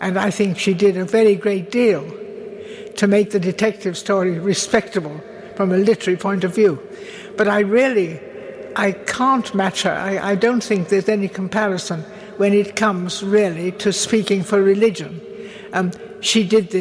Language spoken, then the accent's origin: English; Ludlow, West Midlands, United Kingdom; also born or lived in Oxford; We were in Ludlow, although I was born in Oxford